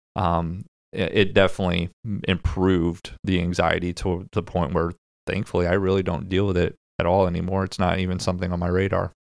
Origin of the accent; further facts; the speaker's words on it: Midwest, United States; We're from the Midwest